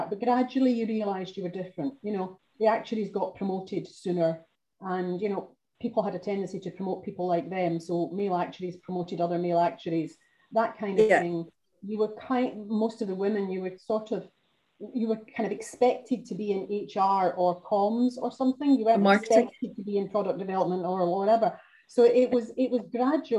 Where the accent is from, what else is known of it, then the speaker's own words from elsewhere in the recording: Glasgow, Scotland, United Kingdom; having come, like you, from a comprehensive and a fairly rough area in Glasgow